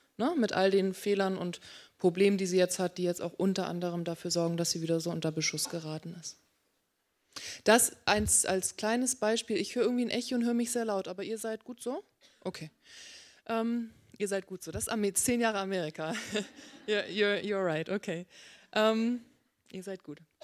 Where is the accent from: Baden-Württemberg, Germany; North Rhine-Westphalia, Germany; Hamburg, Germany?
Hamburg, Germany; moved away as an adult; now in Berkeley, United States; gebürtige Hamburgerin